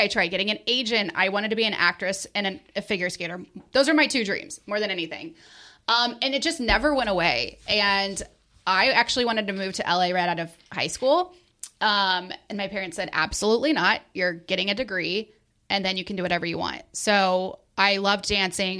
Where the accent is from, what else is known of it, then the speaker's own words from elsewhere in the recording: Springfield, Missouri, United States; moved away as an adult; also born or lived in Columbia, Missouri / St. Louis, Missouri; I grew up in Springfield, home of Brad Pitt